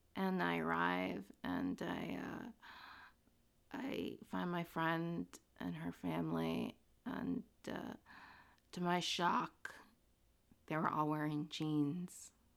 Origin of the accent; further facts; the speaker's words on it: Princeton, New Jersey, United States; I was born in Princeton, New Jersey to immigrant parents. My parents came from Guatemala and they settled in Princeton and I went to elementary school in Princeton